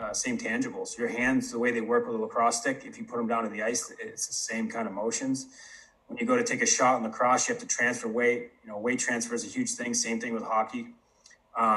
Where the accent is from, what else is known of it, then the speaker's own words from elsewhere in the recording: Syracuse area, New York, United States; moved away; Don Kernan came and took over the rink in my hometown when I was probably 10, 11 years old